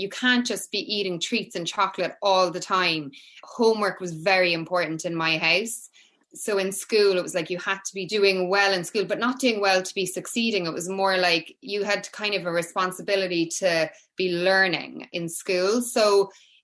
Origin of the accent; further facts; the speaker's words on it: Cork, Munster, Ireland; I'm from Cork, yeah. I'm from Cork. So growing up for me was so different to, I think, how my kids are growing up in a lot of ways. So I grew up in an estate. So it would have been like 80s Cork